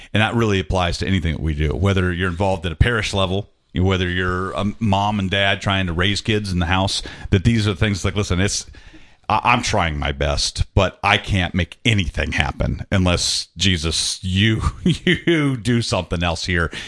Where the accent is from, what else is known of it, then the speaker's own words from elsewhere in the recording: Atlanta, Georgia, United States; moved away as an adult; I'm originally from Atlanta, but I had to move away for a few years.